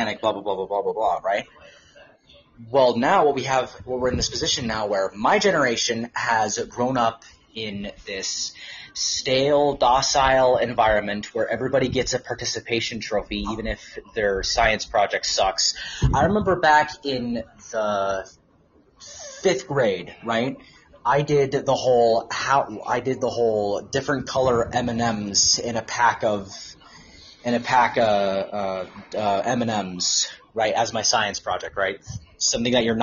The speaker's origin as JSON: {"language": "English", "region": "Southern California", "country": "United States", "said": "technically Southern California"}